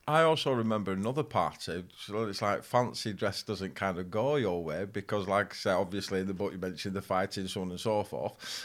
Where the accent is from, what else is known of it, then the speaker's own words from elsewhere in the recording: Farnworth, North West England, United Kingdom; I grew up in Farnworth, people know about. But Bolton is a big town